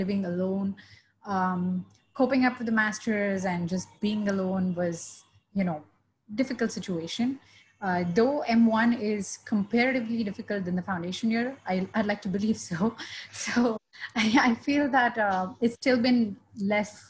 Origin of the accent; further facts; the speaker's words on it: India; I have been born and raised in India